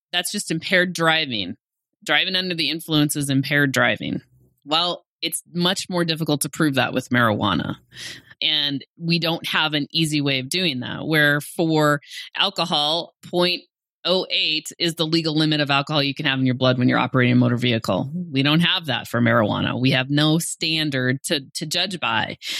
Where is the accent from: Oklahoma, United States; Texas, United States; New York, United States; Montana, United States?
Montana, United States; Great Falls; also born or lived in Missoula; I'm from Great Falls